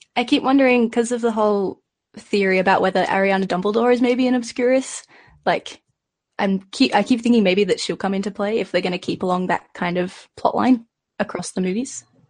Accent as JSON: {"language": "English", "country": "Australia", "said": "I'm from Australia"}